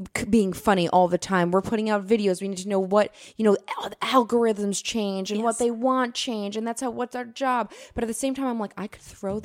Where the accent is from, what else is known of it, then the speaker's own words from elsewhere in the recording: New York City, New York, United States; I'm from here, and when I moved out of my parents' house